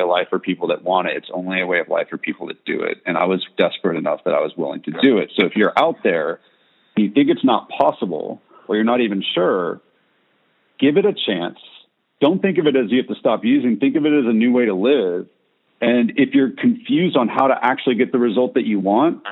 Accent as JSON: {"language": "English", "region": "California", "country": "United States", "also_born_or_lived": "Tennessee", "moved": "yes", "said": "I'm from California. I say dude all the time"}